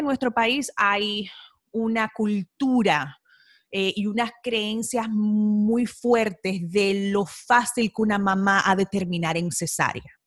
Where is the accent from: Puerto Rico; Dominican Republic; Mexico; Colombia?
Dominican Republic; Nosotras somos ambas de República Dominicana